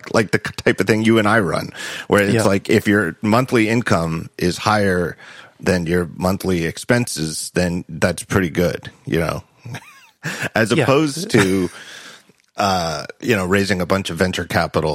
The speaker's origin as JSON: {"language": "English", "country": "United States", "said": "I'm so American, and my view is so warped by having grown up in the decades I did"}